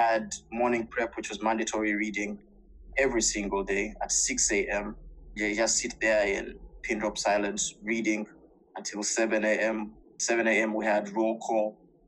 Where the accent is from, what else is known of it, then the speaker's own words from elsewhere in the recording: Kampala, Central Region, Uganda; now in Mauritius; I was born and raised in Kampala